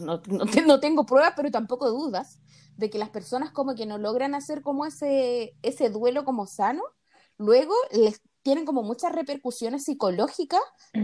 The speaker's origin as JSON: {"language": "Spanish", "country": "Chile", "said": "nosotros somos chilenas"}